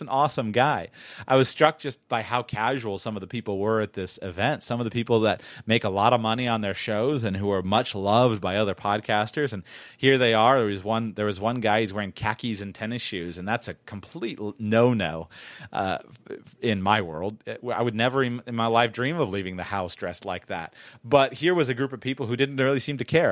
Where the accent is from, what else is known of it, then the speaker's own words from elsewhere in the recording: South Florida, United States; I'm from South Florida where fashion matters